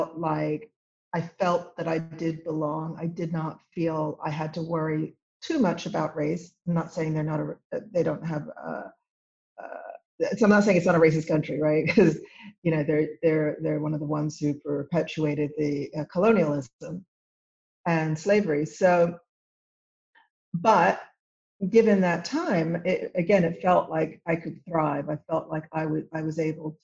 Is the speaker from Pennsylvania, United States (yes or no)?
yes; Villanova, Pennsylvania, United States; also born or lived in Saint-Marcellin, France; I was born outside of Philadelphia, and I grew up on the main line, Villanova